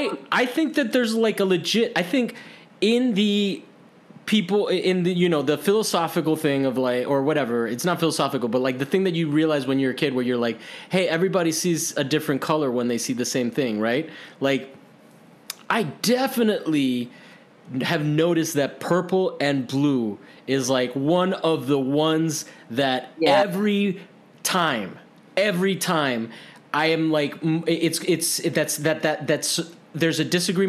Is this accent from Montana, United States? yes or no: no; Miami, Florida, United States; I grew up in Miami, you know, that's where I went to high school